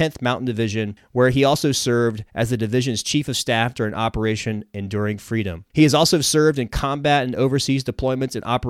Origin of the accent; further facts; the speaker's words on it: Spartanburg, South Carolina, United States; I'm a native of South Carolina. I grew up in Spartanburg and grew up a Gamecocks fan.